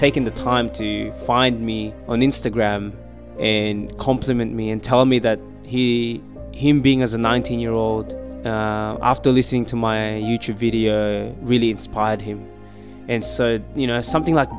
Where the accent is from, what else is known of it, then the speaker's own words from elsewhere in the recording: Philippines; I was born in the Philippines